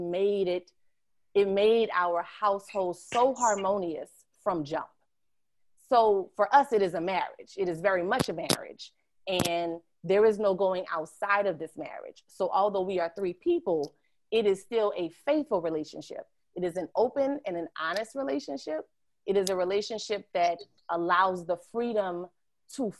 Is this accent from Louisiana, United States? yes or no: yes; New Orleans, Louisiana, United States; also born or lived in Sheldon, South Carolina; I was born in New Orleans, 7th Ward. This is where my dad is from. But I also grew up in Oyotunji African Village, which is in Sheldon, South Carolina